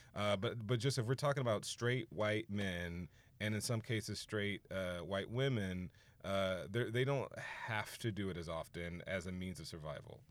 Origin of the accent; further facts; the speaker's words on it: Houston, Texas, United States; moved away as an adult; also born or lived in Orange, California; I'm from Houston